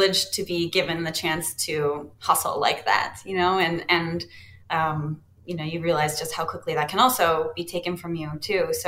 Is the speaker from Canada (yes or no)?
yes; London, Ontario, Canada; I grew up in London